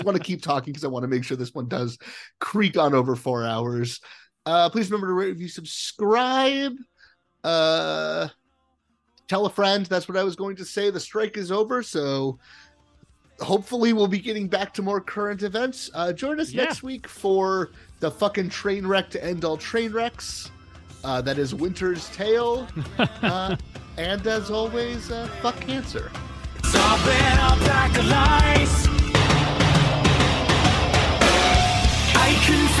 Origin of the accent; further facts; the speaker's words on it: Pennsylvania, United States; moved away; also born or lived in Delaware; I was born in Lankinaw, Pennsylvania.